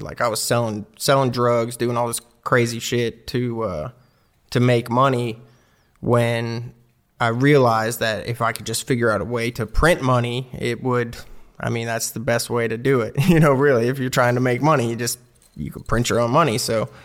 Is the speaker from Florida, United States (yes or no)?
yes; Clearwater, Florida, United States; moved away as an adult; also born or lived in Sunrise, Florida / Knoxville, Tennessee; I grew up in, like, a suburb of Tampa Bay in Clearwater, Palm Harbor